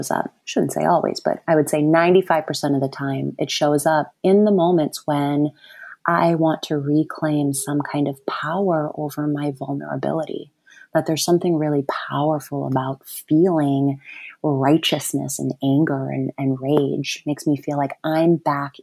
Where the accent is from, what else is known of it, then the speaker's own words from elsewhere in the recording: Wisconsin and Ohio, Midwest, United States; moved away; also born or lived in New York City; I grew up in Wisconsin, between Wisconsin and Ohio.